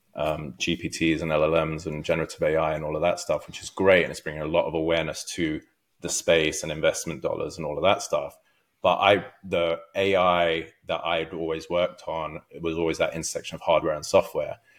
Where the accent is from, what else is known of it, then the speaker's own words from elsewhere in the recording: London, United Kingdom; moved away as an adult; also born or lived in Los Angeles, United States; now in Orange County, United States; I'm from London originally.